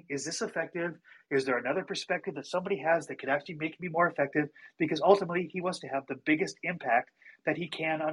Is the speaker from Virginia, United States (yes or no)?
no; Montana, United States; I'm from Montana.